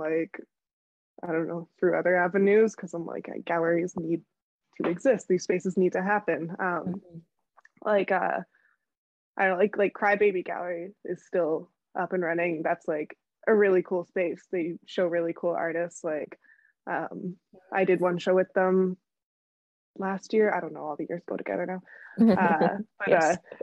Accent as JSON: {"language": "English", "area": "near Hamilton", "region": "Ontario", "country": "Canada", "tie": "born or raised there", "lives_now": "Toronto, Canada", "said": "I grew up right near Hamilton"}